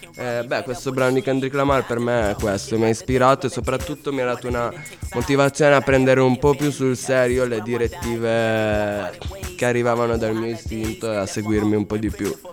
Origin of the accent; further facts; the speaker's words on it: Calabria, Italy; now in Cuneo, Italy; del mio paese che è la Calabria